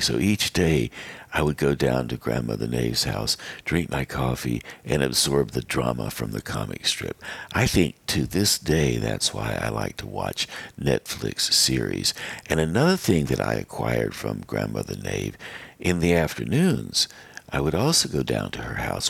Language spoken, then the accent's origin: English; Western North Carolina, United States; growing up in Western North Carolina